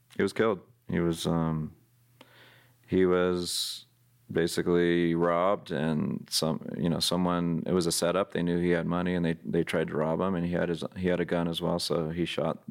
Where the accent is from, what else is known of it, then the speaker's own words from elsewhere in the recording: San Jose, California, United States; growing up in San Jose, California, which is next to San Francisco